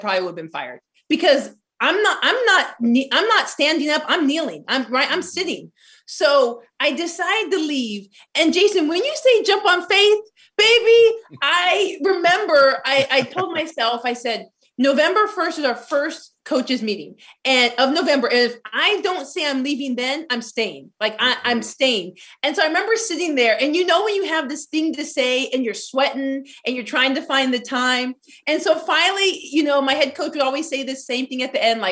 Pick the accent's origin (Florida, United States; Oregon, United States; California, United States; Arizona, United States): Arizona, United States; I'm from Arizona, majority minority city, 5 minutes from the Mexican border